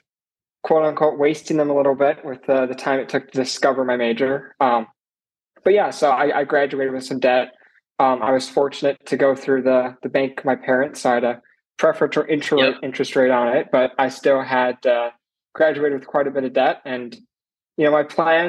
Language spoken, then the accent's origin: English; Minnesota, United States; moved away as an adult; now in Tulsa, United States; I'm originally from Minnesota